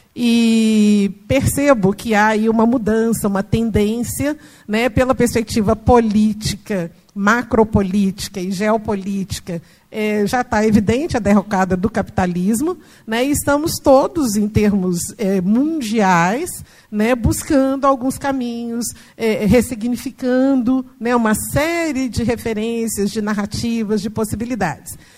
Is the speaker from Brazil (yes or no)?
yes; Minas Gerais, Brazil; eu sou mineira, mineira da roça, do interior, entendeu? E de uma família tradicionalmente católica, de práticas assim, tradicionais de folia de reis, de congado e tal. Então, cresci e fui criada nesse ambiente